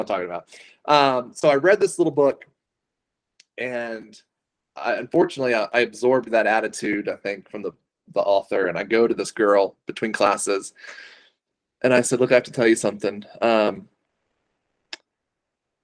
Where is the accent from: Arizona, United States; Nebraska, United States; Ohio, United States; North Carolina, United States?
North Carolina, United States; Wilmington; moved away as an adult; now in Utah, United States; I'm from Wilmington, North Carolina, and I came to faith coming out of middle school, going into high school.